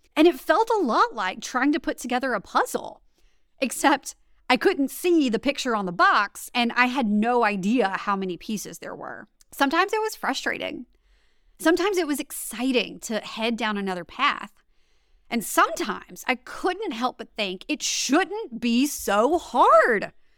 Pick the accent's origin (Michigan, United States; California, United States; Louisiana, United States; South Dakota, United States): Louisiana, United States; also born or lived in Washington, District of Columbia, United States; I'm from Louisiana, born and raised